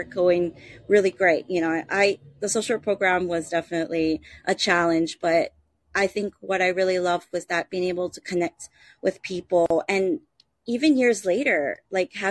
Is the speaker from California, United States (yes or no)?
no; Honolulu, Hawaii, United States; born and raised on Hawaii, you know, in Honolulu, Hawaii, on the island of Oahu